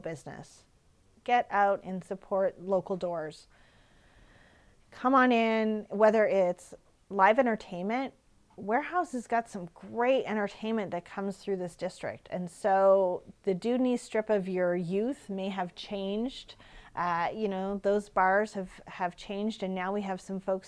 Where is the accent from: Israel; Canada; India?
Canada; Regina, Saskatchewan; I'm from Regina